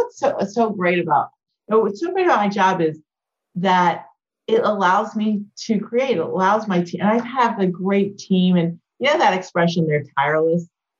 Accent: Clemson, South Carolina, United States; I'm a kid growing up in Clemson, South

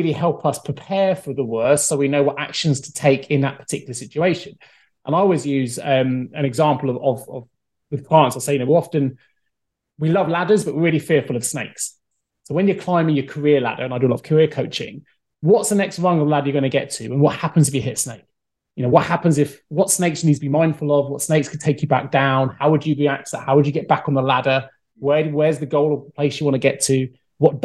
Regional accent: Salisbury, South West England, United Kingdom; there's a Bishop's Grammar School where I grew up in Salisbury

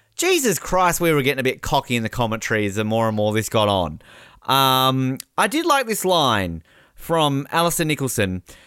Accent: Australia; I was upset as an Australian

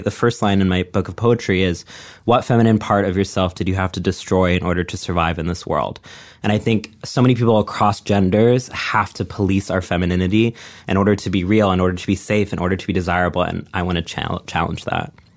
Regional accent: Texas, United States; moved away; I grew up in a small town in Texas

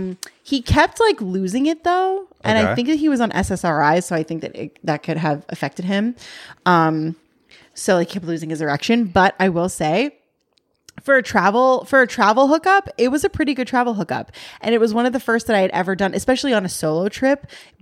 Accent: New York, United States; born there; I was born in New York, asshole.

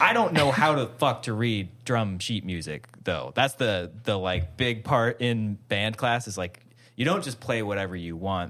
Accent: Hawaii, United States; I grew up in Hawaii

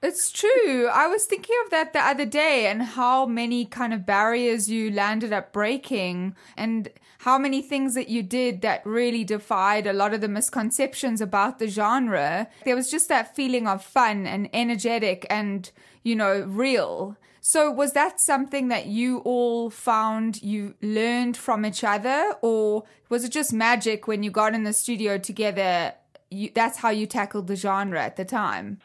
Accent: South Africa; where I grew up in South Africa

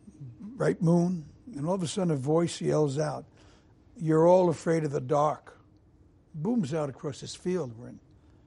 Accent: New York City, New York, United States; growing up in Brooklyn

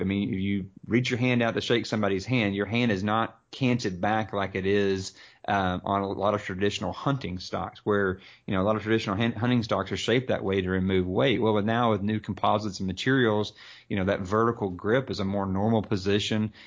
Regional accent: the South, United States; growing up in the South

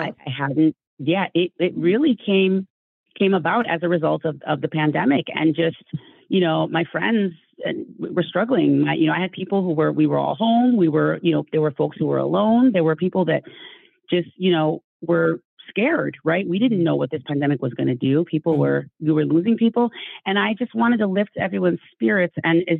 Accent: Nigeria; also born or lived in Ann Arbor, United States / Calabar, Nigeria; I am Nigerian. I'm Igbo. That's my cultural background. And when I was 12 years old, my parents uprooted us and moved us from Ann Arbor, Michigan to Calabar, Cross River State in Nigeria.

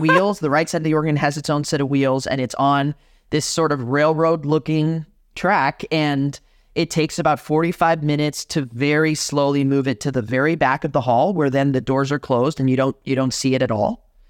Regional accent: Miami, Florida, United States; moved away as an adult; now in Madison, United States; I'm born and raised in Miami, Florida, um, in a Cuban household

